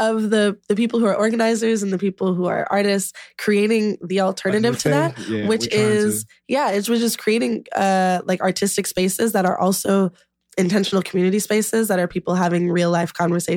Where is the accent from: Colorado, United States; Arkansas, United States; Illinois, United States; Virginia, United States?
Illinois, United States; Chicago; I'm from Chicago and because I came back here.